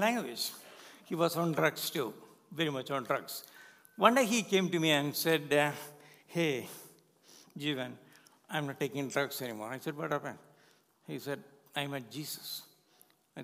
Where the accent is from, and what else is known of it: India; born or raised there; English is a second language; moved away as an adult